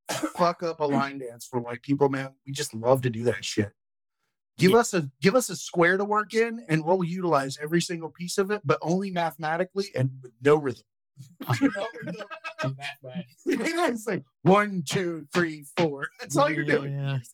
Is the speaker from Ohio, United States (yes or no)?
no; Okeechobee, Florida, United States; I'm from Okeechobee, Florida, dude.